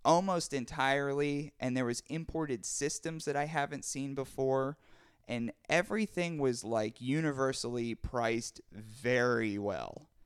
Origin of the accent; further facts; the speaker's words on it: Pittsburgh, Pennsylvania, United States; born and raised in Pittsburgh